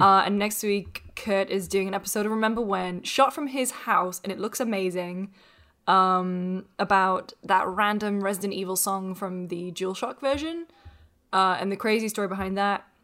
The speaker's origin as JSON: {"language": "English", "country": "United Kingdom", "said": "I'm British."}